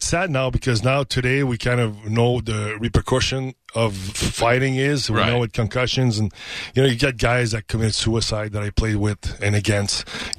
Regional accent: Canada; I'm Canadian, man. I'm Canadian.

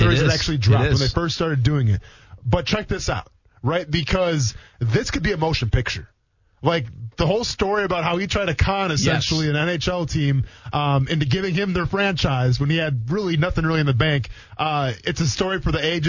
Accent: Iola, United States; moved away; my closest friends are the friends that I grew up with back in Iola

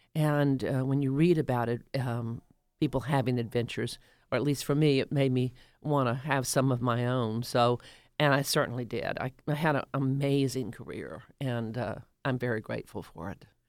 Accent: the rural South, United States; also born or lived in Doraville, Georgia; now in Atlanta, United States; I grew up in the rural South until I w, until nineteen sixty-two when we moved here

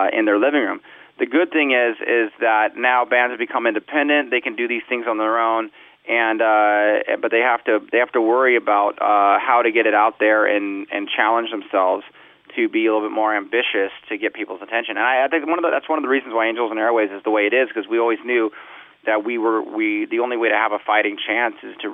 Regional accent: Southern California, United States; I grew up in Southern California, listened to punk rock music.

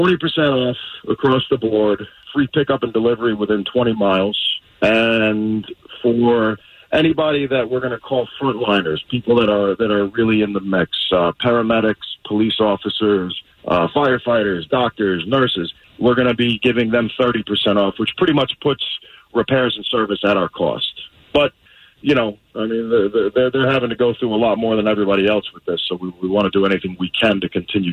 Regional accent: Tifton, Georgia, United States; I am from Tifton. Born and raised.

